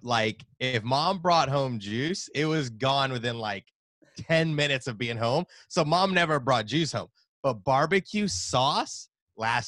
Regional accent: Nashville, Tennessee, United States; Born and raised in Nashville, Tennessee.

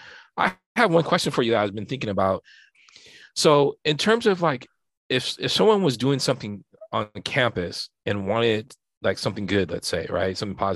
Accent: Santa Barbara, California, United States; And, you know, I'm from Santa Barbara, and I kind of know that that's where people, a lot of people are at.

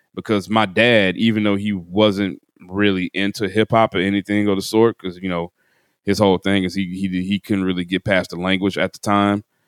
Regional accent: Chattanooga, Tennessee, United States; moved away; also born or lived in Atlanta; W J T T in Chattanooga, Tennessee, which is my hometown

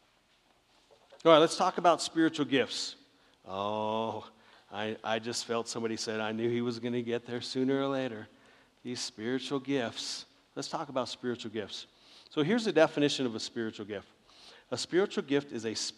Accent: Southern California, United States; I grew up in Southern California

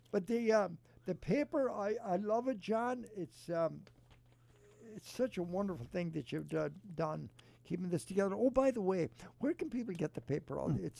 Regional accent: County Mayo, Connacht, Ireland; now in Cleveland, United States; I grew up in Mayo, and we were not noted for hurling or camogie, but there was a local camogie team.

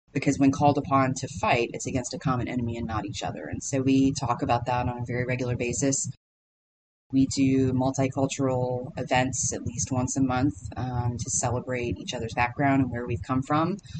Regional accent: Paducah, Kentucky, United States; moved away; I'm from Paducah, Kentucky originally, so small town on the western side of the state.

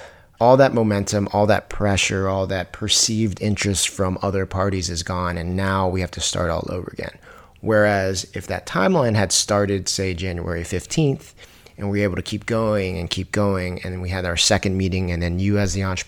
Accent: Virginia, United States; You know, I'm originally from Virginia

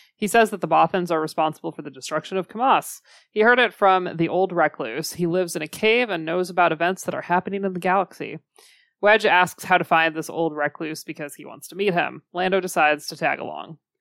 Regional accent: United States; we're from the United States

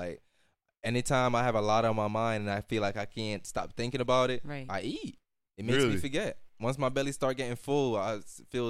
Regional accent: Jamaica; moved away; because when I came from Jamaica, I think it's safe to say it was, in a sense, third world.

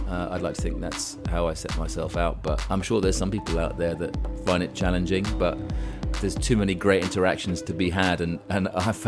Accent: Cairo, Cairo Governorate, Egypt; The interest in cheese came about because, growing up in Cairo, it was the early 1970s.

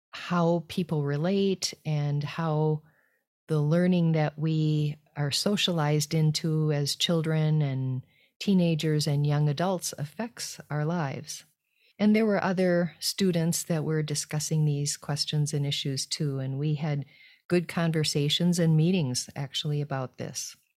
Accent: United States; moved away as an adult; also born or lived in France; being an American in a group of French people.

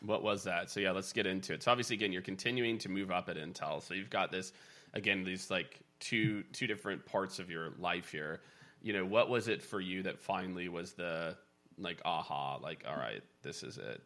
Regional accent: Kansas City, United States; I grew up in Kansas City

